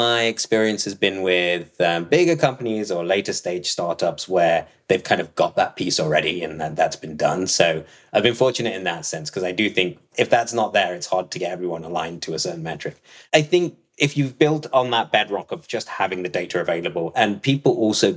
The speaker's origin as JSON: {"language": "English", "town": "Nottingham", "region": "East Midlands", "country": "United Kingdom", "tie": "born or raised there", "moved": "yes", "said": "I was born in Nottingham"}